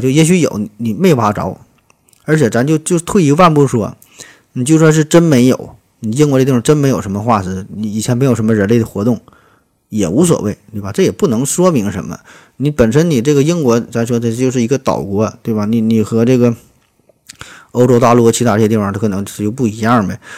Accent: China; 咱作为中国人，咱也挺高兴

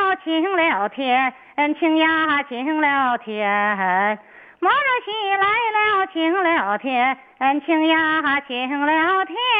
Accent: Shenyang, Liaoning, China; 我是沈阳的，离新民近。

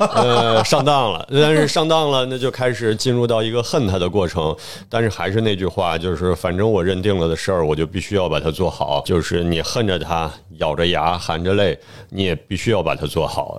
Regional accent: China; 我想从他们身上把原本属于我们中国人的东西再拿回来

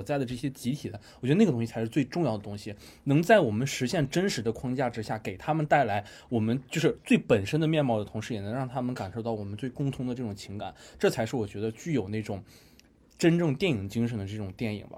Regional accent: China

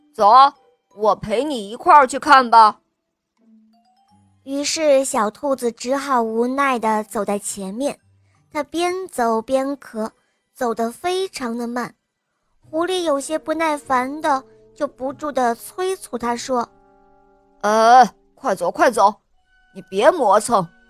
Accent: Hohhot, Inner Mongolia, China; 我来自内蒙古呼和浩特市，我今年七岁了

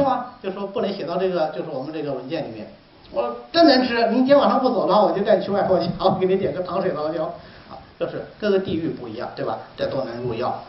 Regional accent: Hubei, China; moved away as an adult; now in Hangzhou, China; 我们湖北人喜欢炖藕汤嘛

